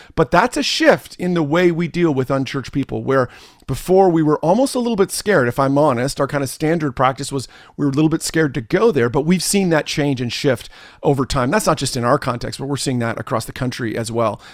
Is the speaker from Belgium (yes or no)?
no; Canada; also born or lived in New Jersey, United States; I am Canadian